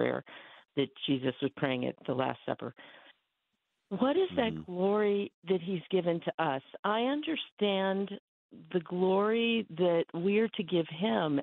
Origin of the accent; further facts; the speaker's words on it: New Jersey, United States; now in Anderson, United States; I grew up in New Jersey